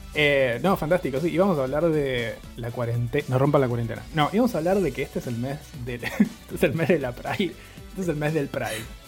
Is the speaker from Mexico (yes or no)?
no; Argentina; nosotros, como Argentina